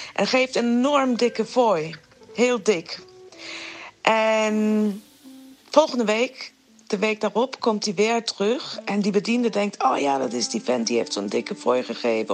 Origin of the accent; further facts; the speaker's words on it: Iran; Dutch is a second language; now in Netherlands; De hele Iraanse cultuur is indirect. Wij zijn nooit zo direct als Nederlanders dat zijn.